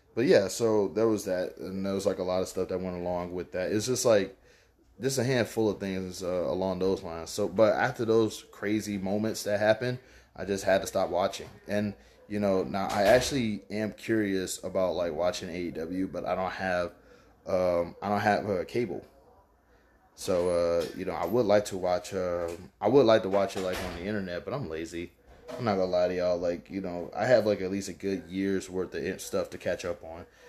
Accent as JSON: {"language": "English", "town": "Baton Rouge", "region": "Louisiana", "country": "United States", "tie": "born or raised there", "said": "Baton Rouge, Louisiana. I love it. It's my hometown."}